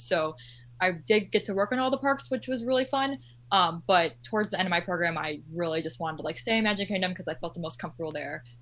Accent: Orlando, Florida, United States; I'm one of those people that is from Orlando and lives in Orlando my whole life

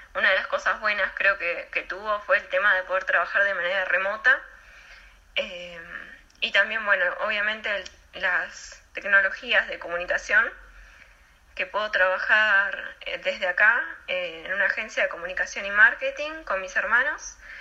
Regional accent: Comodoro Rivadavia, Chubut, Argentina; moved away as an adult; also born or lived in Córdoba, Argentina; mi primera experiencia lejos de Comodoro

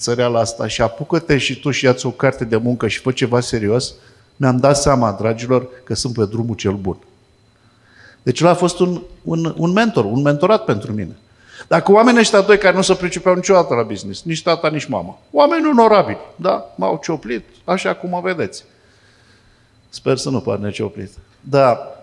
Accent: Fitionești, Vrancea County, Romania; Fitionești este satul meu natal

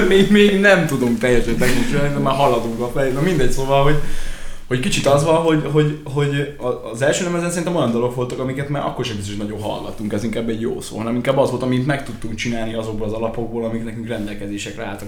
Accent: Ják, Vas, Hungary; also born or lived in Szombathely

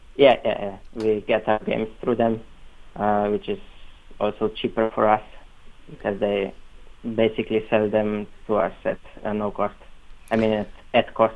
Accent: Slovenia; they're a group from actually from my hometown. It's a really small town

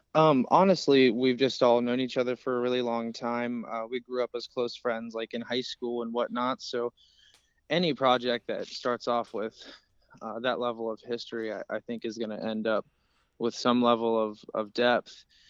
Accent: Cincinnati, Ohio, United States; We're from Cincinnati, Ohio

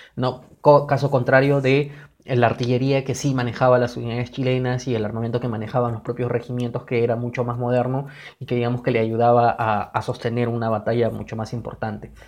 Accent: Peru; nosotros como peruanos

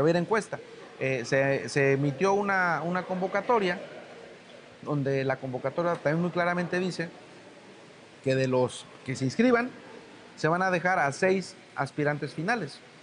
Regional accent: Guerrero, Mexico

